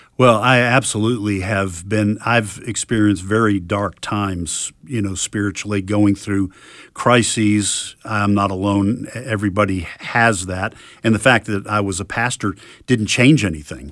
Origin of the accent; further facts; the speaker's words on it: New England, United States; when I was a young boy and, uh, growing up in New England